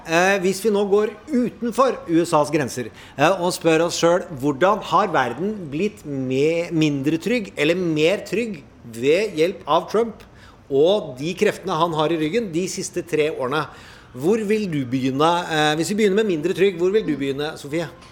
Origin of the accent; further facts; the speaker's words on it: Indre Østfold, Norway; jeg er fra Indre Østfold